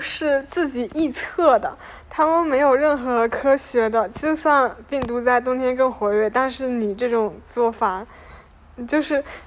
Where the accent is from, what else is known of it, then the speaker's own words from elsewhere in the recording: Fujian, China; moved away as an adult; now in Shanghai, China; 我作为一个福建人，然后到上海